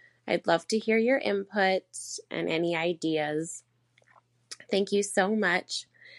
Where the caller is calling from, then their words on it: Canada; I'm a listener from Canada.